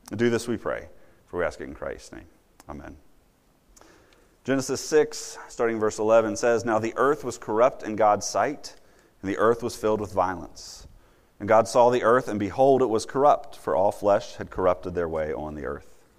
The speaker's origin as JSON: {"language": "English", "region": "Virginia", "country": "United States", "tie": "born or raised there", "said": "as a little kid growing up in Virginia"}